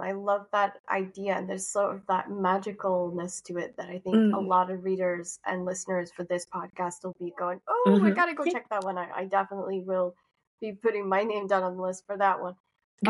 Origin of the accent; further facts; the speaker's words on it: Shetland, Scotland, United Kingdom; I grew up in Scotland, in Shetland